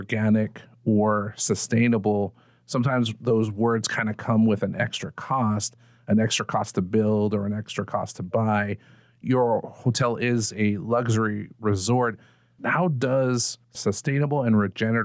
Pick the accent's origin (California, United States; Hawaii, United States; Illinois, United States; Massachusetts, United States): Hawaii, United States; Big Island; I grew up on the Big Island